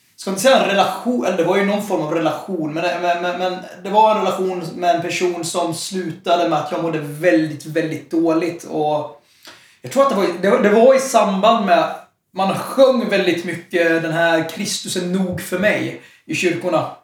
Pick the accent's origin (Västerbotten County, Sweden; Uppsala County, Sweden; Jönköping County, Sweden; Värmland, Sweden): Jönköping County, Sweden; Jönköping; also born or lived in Stockholm; jag är född i Stockholm och flyttade till Jönköping. Jag var väldigt ung, så jag, jag är Jönköpingsbo in i märg och ben